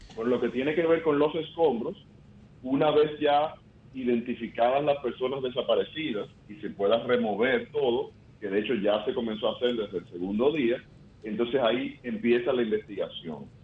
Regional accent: Santo Domingo, Distrito Nacional, Dominican Republic; Mi padre nació en Alemania, mm, eh, yo nací en Santo Domingo, o sea que yo soy dominicano

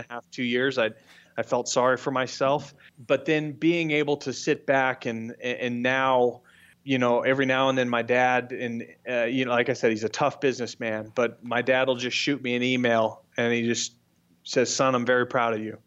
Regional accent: Brentwood, California, United States; now in Scottsdale, United States; I grew up in Brentwood, California, which is, uh, the, the Northern California

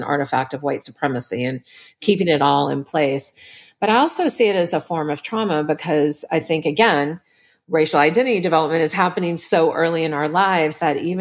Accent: New Orleans, Louisiana, United States; I was raised in New Orleans

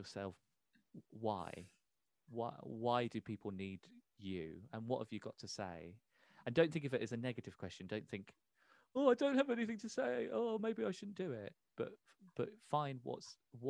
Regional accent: Peterborough, East of England, United Kingdom; So we're both born and raised in Peterborough.

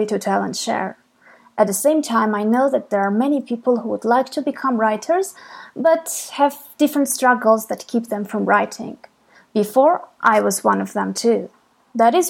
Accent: Armenia; I'm from Armenia

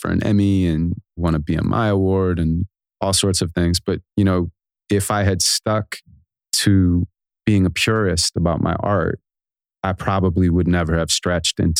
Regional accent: Santa Monica, California, United States; I was born in Santa Monica, California, and my mom's a school teacher

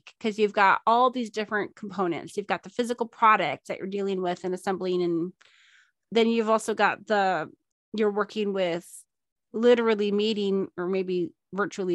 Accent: Minnesota, United States; I'm from Minnesota

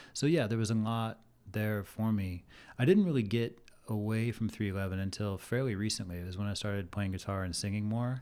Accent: Olathe, Kansas, United States; moved away as an adult; now in Arizona, United States; I grew up in Olathe, Kansas, which is a suburb of Kansas City.

